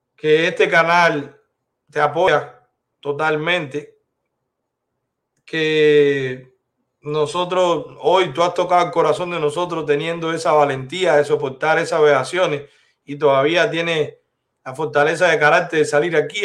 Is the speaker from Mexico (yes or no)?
no; Cuba; moved away; somos cubanos libres